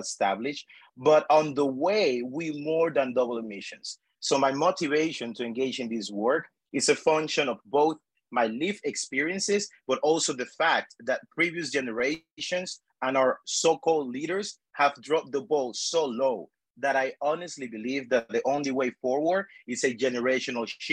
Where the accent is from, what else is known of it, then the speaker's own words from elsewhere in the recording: Panama; moved away as an adult; also born or lived in United States; I was born and raised in El Pájaro de Pece, a rural community at the heart of Panama's dry corridor